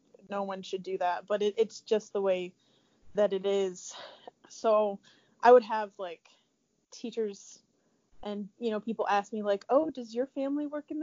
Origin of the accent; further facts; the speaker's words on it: Tiffin, Ohio, United States; moved away as an adult; now in Columbus, United States; I grew up around Tiffin, Ohio